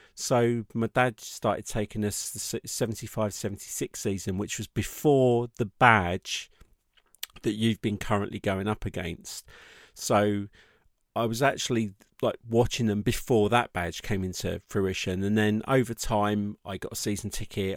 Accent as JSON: {"language": "English", "town": "Watford", "region": "East of England", "country": "United Kingdom", "tie": "born or raised there", "also_born_or_lived": "Croxley Green", "said": "I grew up around Watford"}